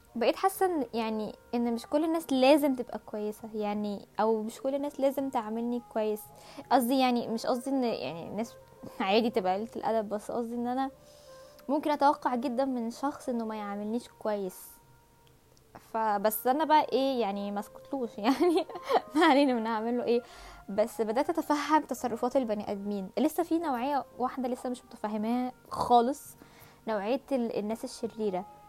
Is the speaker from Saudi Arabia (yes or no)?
no; Egypt